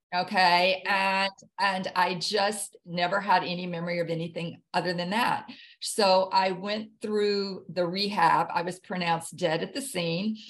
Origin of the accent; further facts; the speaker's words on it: Jackson, Mississippi, United States; moved away as an adult; also born or lived in Hawaii; now in New Bern, United States; I grew up in Jackson, Mississippi